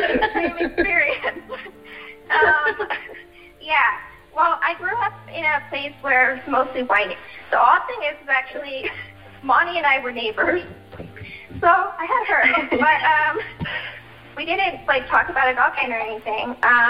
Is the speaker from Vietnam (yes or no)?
yes; Vietnam; born there; Yeah, we're all adopted from Vietnam.